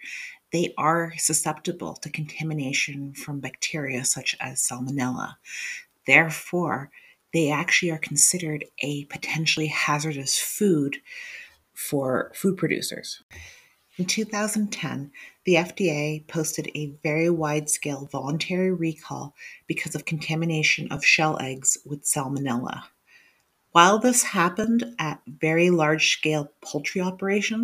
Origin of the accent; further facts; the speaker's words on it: New Hampshire, United States; my hometown of New Hampshire